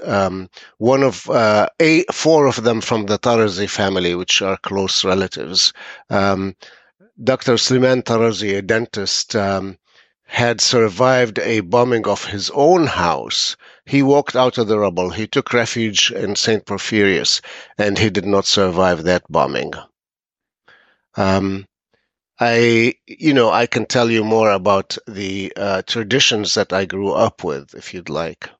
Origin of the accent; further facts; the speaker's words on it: Jerusalem, Palestine; moved away as an adult; also born or lived in Gaza; I was brought up in, uh, Jerusalem, lived, uh, in Jerusalem until the age of twenty-seven